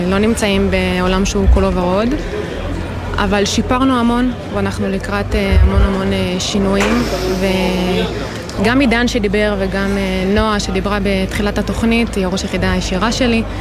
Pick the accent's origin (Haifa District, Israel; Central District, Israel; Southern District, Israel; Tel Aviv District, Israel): Southern District, Israel; Kfar Maimon; אז אני אה, במקור מעוטף עזה. ממושב אה, כפר מימון, שבאותה שבת אה, באמת חווינו את, ה... את כל הקשיים